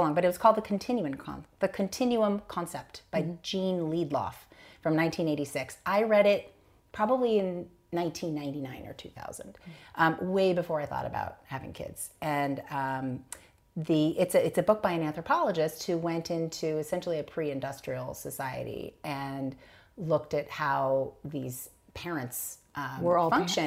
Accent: New York City, New York, United States; I grew up in New York City

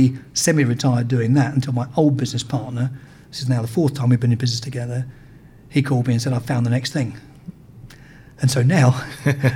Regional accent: United Kingdom; also born or lived in United States; while I was running the company in America as a Brit

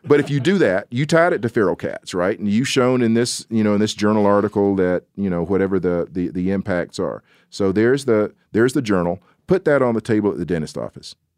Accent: the South, United States; I'm a Southerner

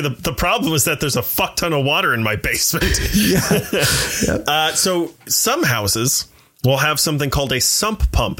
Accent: Midwest, United States; also born or lived in Ohio / Michigan / North Carolina; Well, I'm from the Midwest and we moved around.

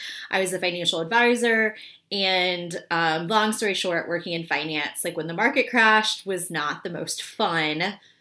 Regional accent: Memphis, Tennessee, United States; moved away as an adult; also born or lived in Washington, D.C.; now in New York, United States; I grew up in Memphis.

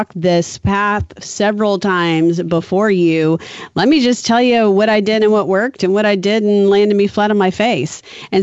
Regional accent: New Orleans, Louisiana, United States; I'm from New Orleans

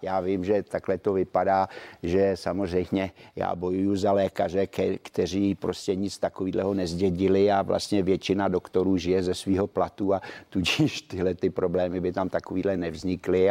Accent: Czechia; hrdý, že jsem Čech

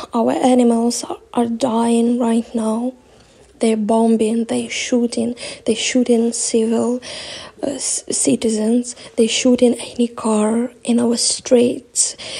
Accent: Melitopol, Zaporizhzhia Oblast, Ukraine; I'm from Melitopol, but I'm in shelter right now. My city is totally occupied

